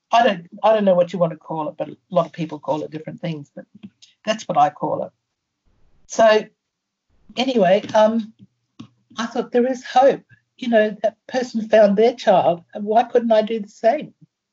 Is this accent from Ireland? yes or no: yes; Ireland; born there; also born or lived in Brisbane / England / Germany; Brisbane, and I had been in England, and I lived in Germany, and I travelled, and, you know, God knows, I was born in Ireland, you know, so God knows where I could have been